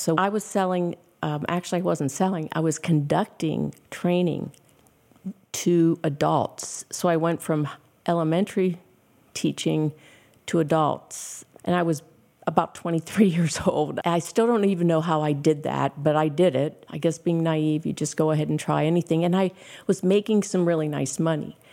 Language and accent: English; Pittsburgh, Pennsylvania, United States; moved away as an adult; also born or lived in Ohio / Houston, Texas; I was teaching school back at my hometown in Pittsburgh